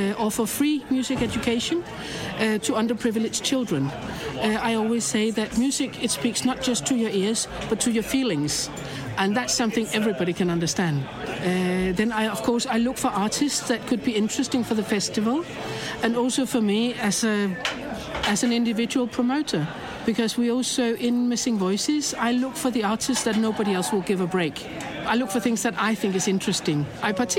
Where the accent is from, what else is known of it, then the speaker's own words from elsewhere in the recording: Copenhagen, Capital Region of Denmark, Denmark; I'm from Copenhagen